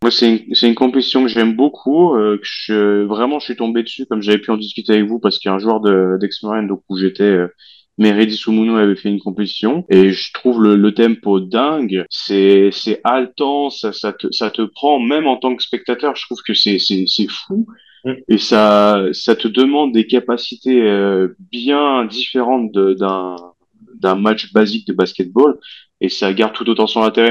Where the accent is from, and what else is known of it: France